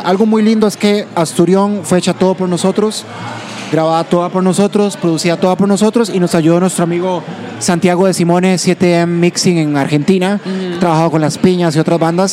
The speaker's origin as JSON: {"language": "Spanish", "region": "Heredia", "country": "Costa Rica", "said": "Los dos somos de Heredia"}